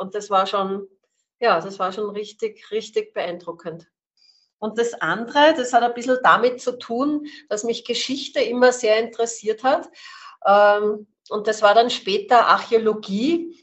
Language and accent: German; Salzburg, Austria; ich bin in Salzburg aufgewachsen